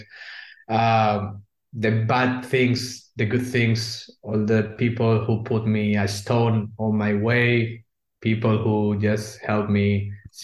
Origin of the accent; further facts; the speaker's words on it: Spain; English is a second language; moved away as an adult; now in Germany; we are not from Germany. I'm from Spain.